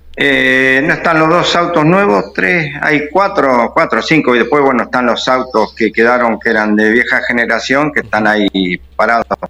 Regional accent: Azucena, Buenos Aires, Argentina; yo me crié en Azucena, eh, Azucena y Tandil

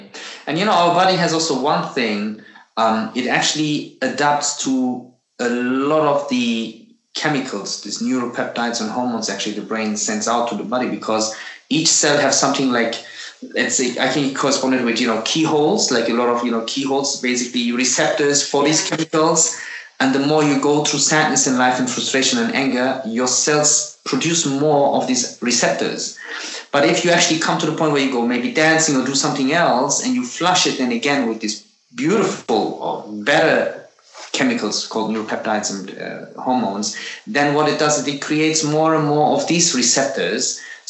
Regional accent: Turkey; born there; Like, what I always miss, like, you know, I was born in Turkey.

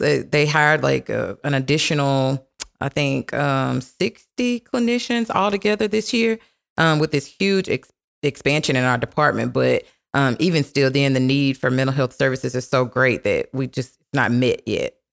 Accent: Minden, Louisiana, United States; moved away as an adult; also born or lived in Dallas Fort Worth, Texas; now in Dallas, United States; I currently live in the Dallas Fort Worth area, um, and I'm originally from Minden, Louisiana

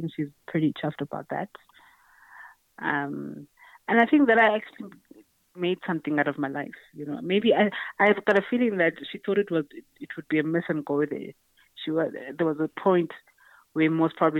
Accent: Grahamstown, Eastern Cape, South Africa; I'm from the Eastern Cape, Grahamstown. That's where I was born and bred and grew up.

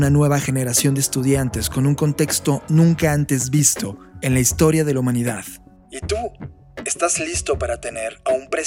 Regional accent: Mexico; also born or lived in Mexico City; la postura de nuestro país, México

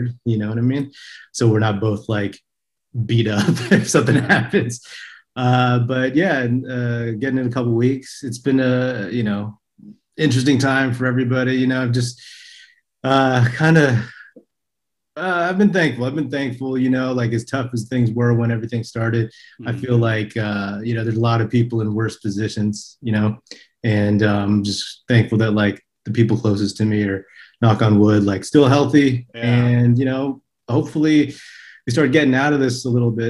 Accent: the Bay Area, Northern California, United States; now in Los Angeles, United States; I'm from Northern California, though. I'm from the Bay.

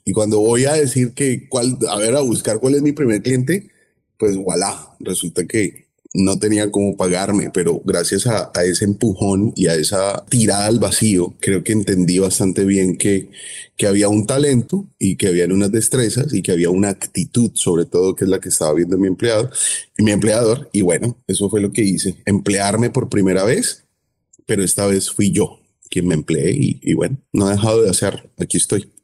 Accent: Cali, Valle del Cauca, Colombia; now in Miami, United States; soy caleño, caleñísimo. Soy colombiano.

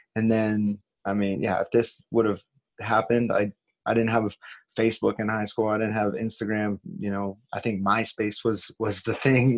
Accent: California, United States; I'm being from California

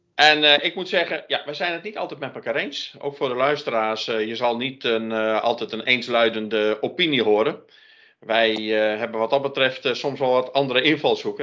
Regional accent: Friesland, Netherlands; now in North Brabant, Netherlands; ik ben eh, geboren in Friesland, maar woon al heel lang in het Brabantse. Dus ik voel me een Brabantse Fries.

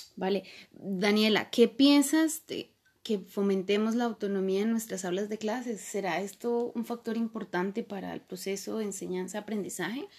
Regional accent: Colombia; soy colombiana

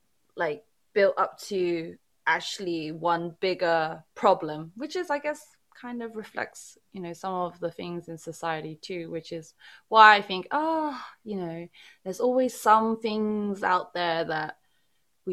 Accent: United Kingdom; I fail as a Brit

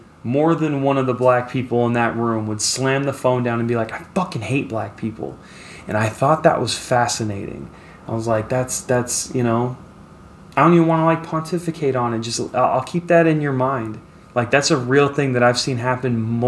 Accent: Las Vegas, Nevada, United States; I grew up in Las Vegas, which is one of the most diverse fucking cities on the planet

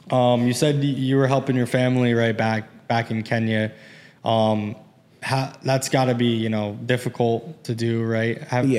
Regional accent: United States; I'm obviously from America. I'm blessed to be born here and raised here and everything. And my parents are second generation.

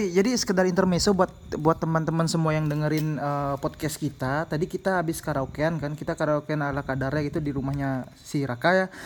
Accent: Denpasar, Bali, Indonesia; kita orang Denpasar, saya sendiri orang Denpasar, Ajeng orang Denpasar

